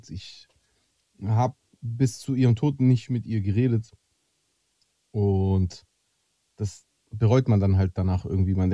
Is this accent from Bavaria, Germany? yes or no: no; Friedrichshafen, Baden-Württemberg, Germany; ich bin in Stuttgart aufgewachsen, Spaß.